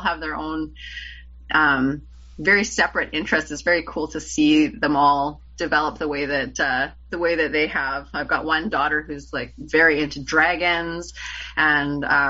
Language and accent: English; Canada; I'm Canadian, and for us, Handmaid's Tale is required reading in, I can't remember if it's grade 11 or 12